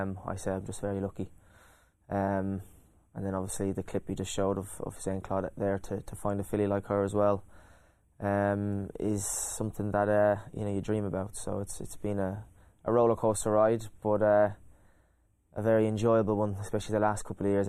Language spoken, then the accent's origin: English; County Kildare, Ireland; I was a boy with dreams and hopes, and you know, I was just a normal kid. I loved my sports, didn't like school. A pretty normal. I had a great upbringing.